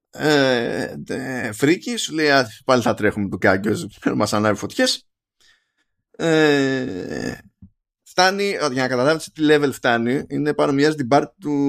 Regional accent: Egypt; ξέρω, τι να σας πω, είμαι από την Αίγυπτο. Άρα από την Αφρική.

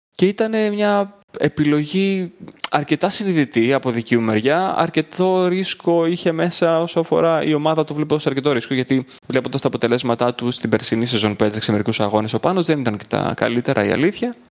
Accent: Greece; Του λέω από την Ελλάδα

